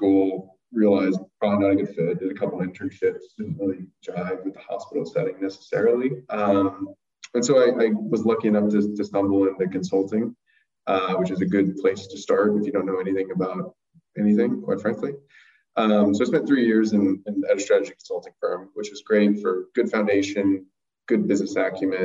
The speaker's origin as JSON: {"language": "English", "town": "Santa Maria", "region": "California", "country": "United States", "tie": "born or raised there", "also_born_or_lived": "Los Angeles", "said": "I grew up in Santa Maria"}